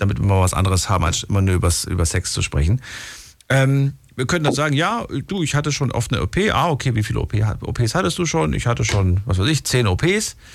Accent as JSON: {"language": "German", "town": "Pirmasens", "region": "Rhineland-Palatinate", "country": "Germany", "said": "ich bin aus Pirmasens."}